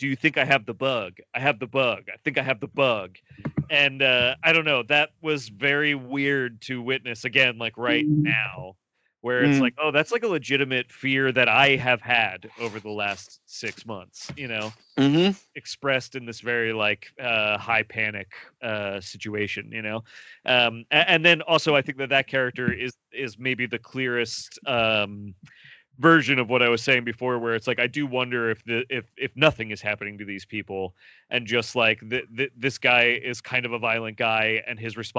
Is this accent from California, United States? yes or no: no; Pennsylvania, United States; I did grow up in Pennsylvania.